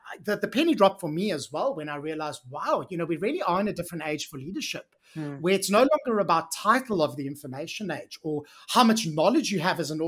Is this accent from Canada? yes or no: no; South Africa; moved away as an adult; I actually grew up in South Africa and I spent the first 30 years of my life living, working, playing, doing all the things as a South African.